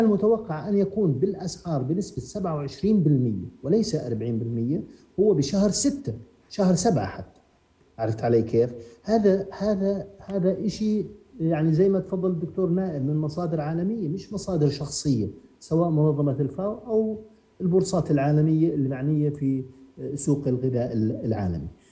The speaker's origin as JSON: {"language": "Arabic", "country": "Jordan", "said": "عندنا في الأردن"}